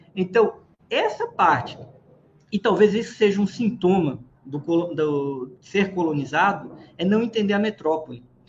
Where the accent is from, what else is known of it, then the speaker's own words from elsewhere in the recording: Pernambuco, Brazil; mas sou cearense não, sou lá de Pernambuco